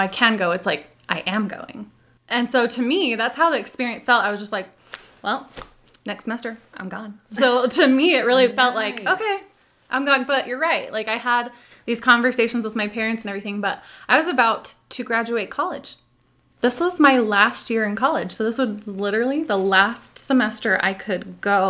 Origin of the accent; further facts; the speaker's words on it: Utah, United States; also born or lived in California / Puerto Rico; The only time I've lived outside of Utah, aside from when I was born. So you said, you know, I was born in California, but I only lived there 1 year. Oh, so okay. I kind of pretend I'm a California girl, but I'm really, you know, Utah